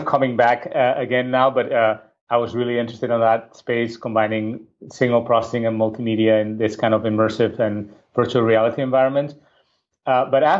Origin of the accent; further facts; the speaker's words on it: Barcelona, Catalonia, Spain; moved away as an adult; I'm originally from Barcelona, Spain